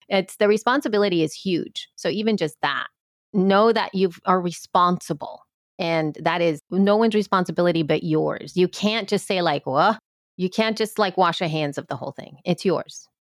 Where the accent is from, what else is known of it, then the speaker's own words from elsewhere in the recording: El Salvador; now in United States; I've always identified as somebody from El Salvador